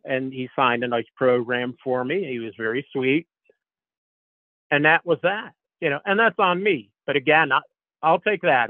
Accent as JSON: {"language": "English", "region": "Northeast", "country": "United States", "tie": "born or raised there", "said": "growing up in the Northeast"}